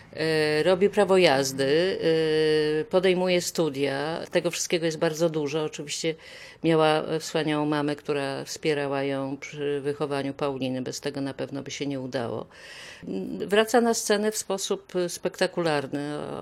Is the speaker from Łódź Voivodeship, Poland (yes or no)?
yes; Łódź, Łódź Voivodeship, Poland; moved away as an adult; now in Poznań, Poland; jestem z pochodzenia łodzianką